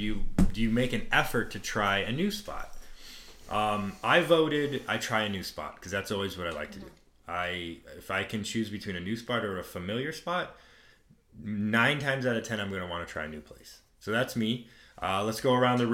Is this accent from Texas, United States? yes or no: yes; Texas, United States; I'm from Texas